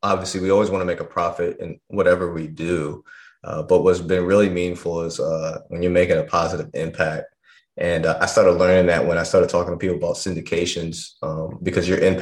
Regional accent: New York, United States; moved away; because we're originally from New York, but we've been down here for the last 20 years, and even her friends have moved down from New York down here as well.

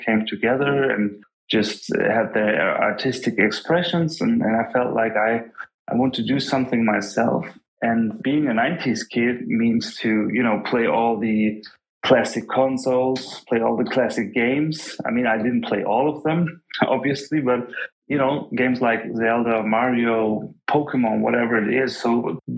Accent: Germany; English is a second language; I'm Turkish, but I'm from Germany. I was born and raised here

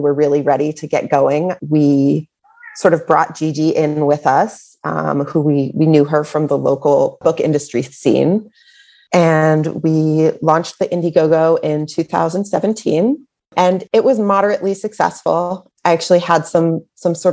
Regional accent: Boston, Massachusetts, United States; also born or lived in Illinois; now in California, United States; I am from the Boston area

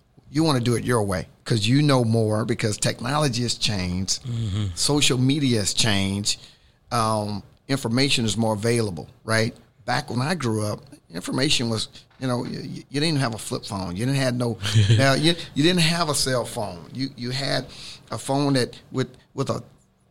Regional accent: the South, United States; I grew up in the South

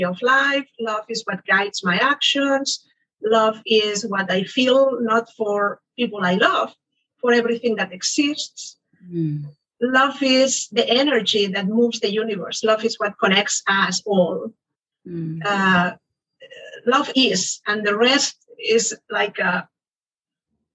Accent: Barcelona, Catalonia, Spain; moved away as an adult; now in United States; I moved to the US. I am originally from Barcelona

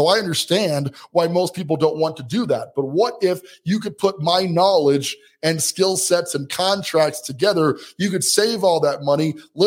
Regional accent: Colorado Springs, Colorado, United States; my hometown here, Colorado Springs, Colorado

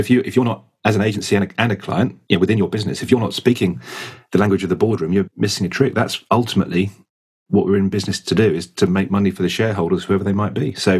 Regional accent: United Kingdom; maybe we're very British, it's a very difficult thing for people to talk about.

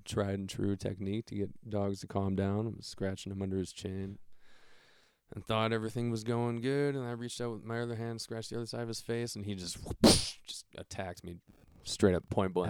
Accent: Solon, Ohio, United States; also born or lived in Akron, Ohio; when I was one, I moved into the house that my dad still lives in.

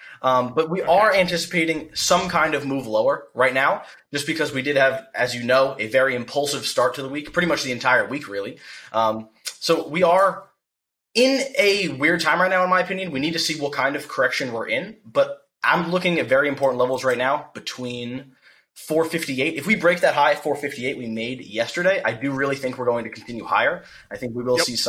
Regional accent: near Cherry Hill, outside Philadelphia, New Jersey, United States; I'm from right outside of Philly

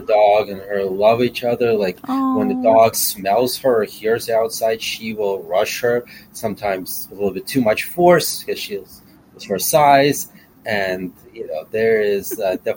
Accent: Kyiv, Ukraine; now in Chicago, United States; I am from Ukraine myself. I was born in Kiev

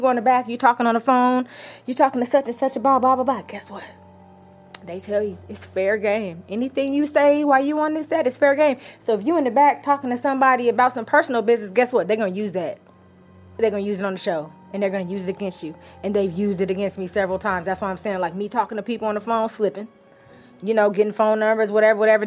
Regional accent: Inglewood, California, United States; I'm from Inglewood.

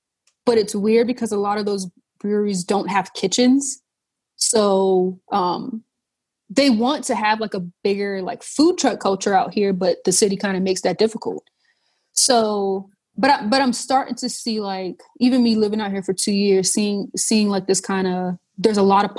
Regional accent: Charleston, South Carolina, United States; And then growing up in the South, right? Growing up in Charleston, whereas like everything we do has some sort of food.

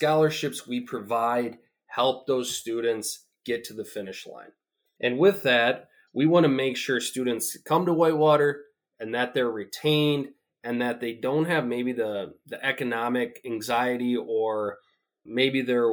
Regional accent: North Central Wisconsin, United States; I grew up in North Central Wisconsin

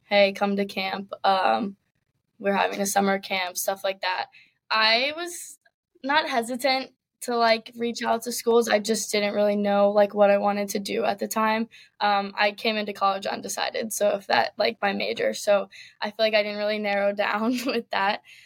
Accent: Richmond, Virginia, United States; I grew up in Richmond, Virginia

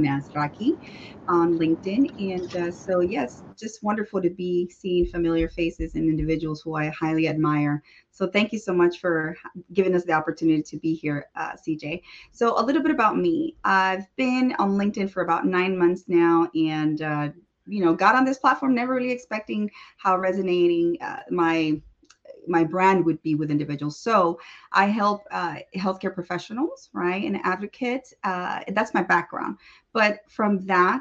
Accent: El Salvador; I'm from El Salvador

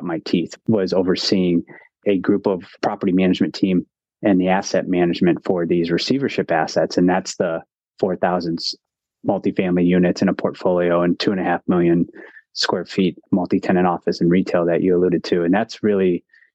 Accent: Cleveland, Ohio, United States; moved away as an adult; also born or lived in Ann Arbor, Michigan; I'm originally from Cleveland, Ohio

